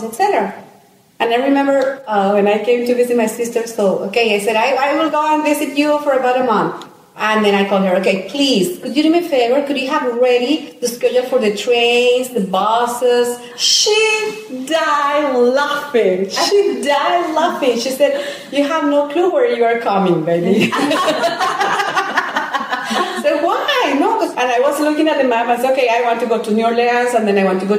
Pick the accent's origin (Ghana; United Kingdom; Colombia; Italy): Colombia; moved away as an adult; now in United States; we are from Colombia